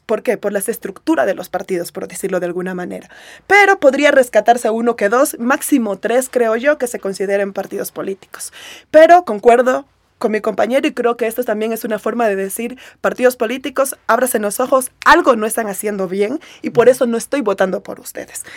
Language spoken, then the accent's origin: Spanish; Esmeraldas, Ecuador; en Esmeraldas, en mi tierra